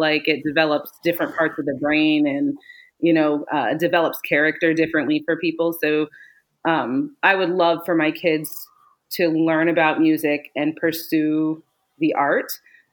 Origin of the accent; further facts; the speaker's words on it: Detroit, Michigan, United States; also born or lived in New Jersey; I was born in New Jersey and raised in Michigan, Metro Detroit area